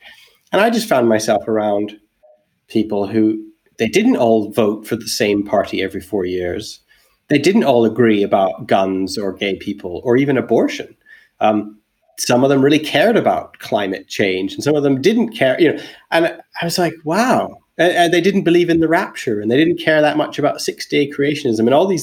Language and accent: English; Alberta, Canada; moved away as an adult; also born or lived in England; I'm Canadian. I grew up in Alberta, but when I was 19, I moved to England